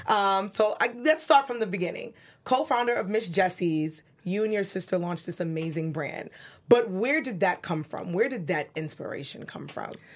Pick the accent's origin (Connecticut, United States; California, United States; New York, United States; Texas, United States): New York, United States; New York City; now in Los Angeles, United States; I'm from Brooklyn, as I tell you guys all the time, 'cause that's what New Yorkers do.